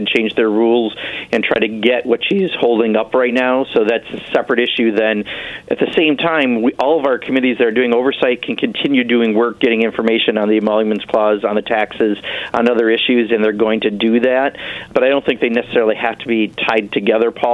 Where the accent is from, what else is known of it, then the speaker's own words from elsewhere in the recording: Kenosha, Wisconsin, United States; my hometown down in Kenosha, Wisconsin